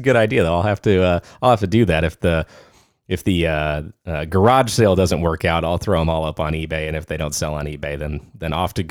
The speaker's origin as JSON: {"language": "English", "region": "California", "country": "United States", "moved": "yes", "lives_now": "Arizona, United States", "said": "I'm from California. I just don't like to readily admit that to people."}